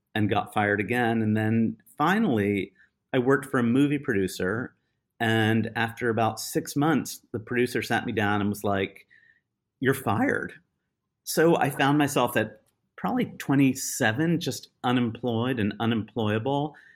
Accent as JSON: {"language": "English", "country": "United States", "said": "I am obviously American"}